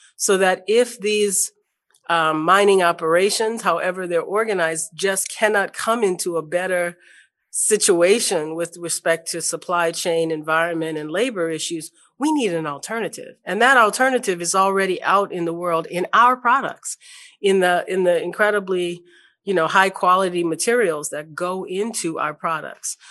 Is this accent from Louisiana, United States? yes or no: yes; New Orleans, Louisiana, United States; I grew up in New Orleans